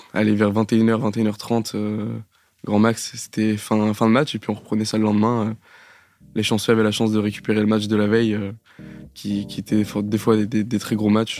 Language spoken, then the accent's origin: French; Normandy, France; je viens de Normandie